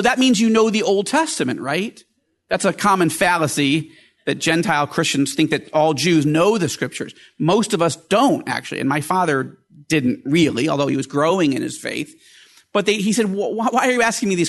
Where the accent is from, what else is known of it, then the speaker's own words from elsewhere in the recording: Fairport, New York, United States; also born or lived in Syracuse, New York; I was born in Syracuse, but then they got lost in a snowstorm just outside of Rochester, New York, and in a little town called Fairport.